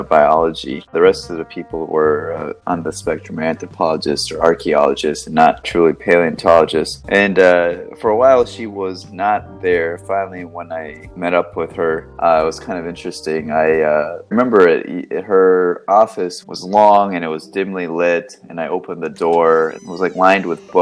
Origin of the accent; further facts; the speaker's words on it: Sebring, Florida, United States; moved away as an adult; also born or lived in North Carolina / Miami / Pennsylvania; I came from Florida. I grew up in Central Florida, a small town called Sebring